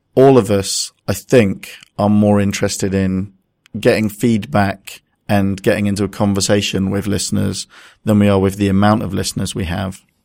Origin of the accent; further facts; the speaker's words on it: United Kingdom; we're mostly British